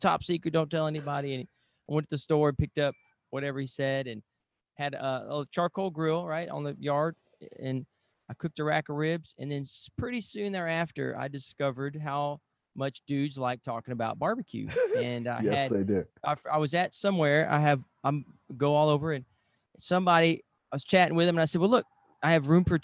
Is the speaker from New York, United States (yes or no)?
no; Lake Charles, Louisiana, United States; It's my hometown, Sam's too